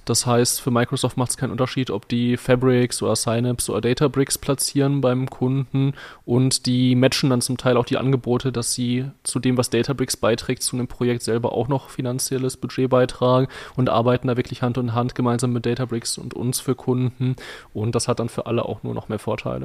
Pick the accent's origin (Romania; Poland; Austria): Poland; moved away; mein Heimatland Polen